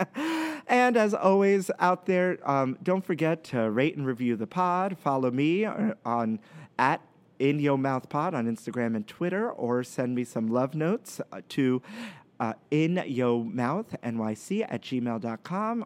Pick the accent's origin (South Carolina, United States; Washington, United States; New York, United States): New York, United States; New York City; we grew up in Brooklyn